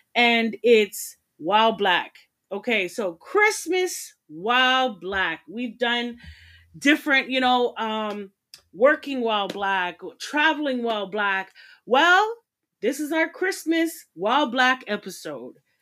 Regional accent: Jamaica; I'm Jamaican

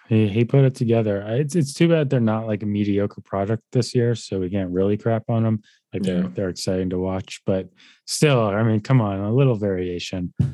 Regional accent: United States

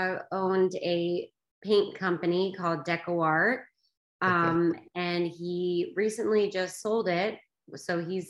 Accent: Danville, Kentucky, United States; moved away as an adult; also born or lived in South Carolina; now in Los Angeles, United States; I grew up in Kentucky, small town, Danville, right. Kentucky.

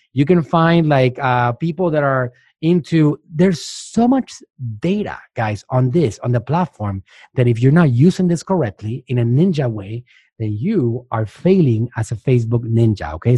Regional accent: Puerto Rico; moved away as an adult; also born or lived in Mexico; now in United States; I'm from Puerto Rico

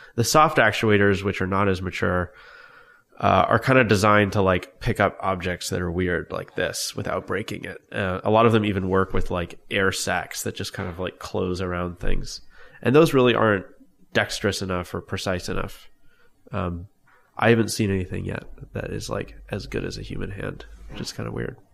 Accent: Long Beach, California, United States; I grew up in Long Beach, California.

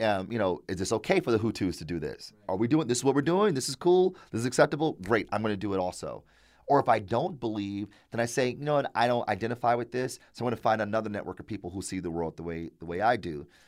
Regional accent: Detroit, Michigan, United States; born and raised in Detroit, went to public schools my entire life

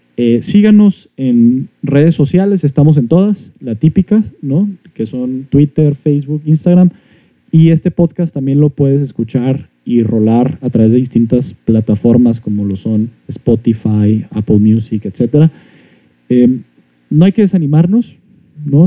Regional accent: Mexico

